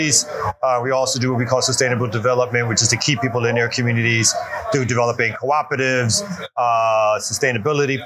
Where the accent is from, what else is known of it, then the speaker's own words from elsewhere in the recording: Brooklyn, New York, United States; now in Atlanta, United States; I'm originally from Brooklyn, New York